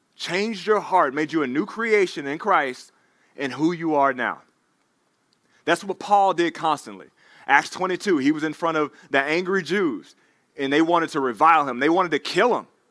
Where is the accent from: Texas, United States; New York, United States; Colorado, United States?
Texas, United States; Dallas; moved away; I'm from Dallas, Texas. He's playing against my hometown team